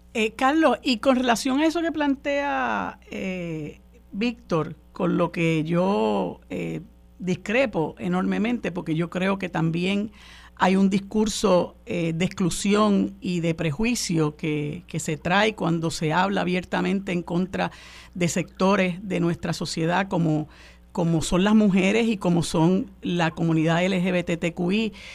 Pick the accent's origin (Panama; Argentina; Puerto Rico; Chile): Puerto Rico; nuestro país